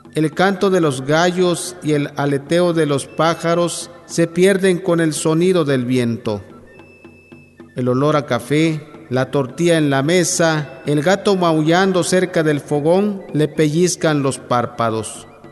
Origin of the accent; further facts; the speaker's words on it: Tapotzingo, Tabasco, Mexico; first language Yokot'an (Chontal of Tabasco); Spanish is a second language; Nací el 4 de agosto de 1978 originario del poblado Tapocingo, Nacajuca, Tabasco